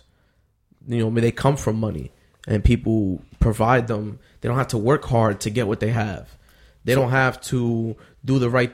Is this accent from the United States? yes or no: yes; New York, United States; we're from New York, we know how to hustle.